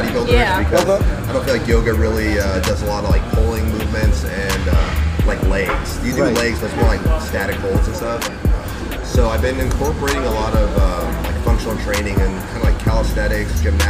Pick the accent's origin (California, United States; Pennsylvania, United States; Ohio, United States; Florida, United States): California, United States; Ventura; I'm from Ventura.